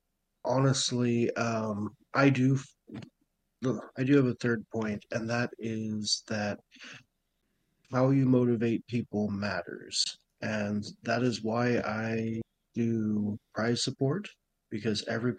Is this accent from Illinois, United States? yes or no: no; Montana, United States; I grew up in Montana.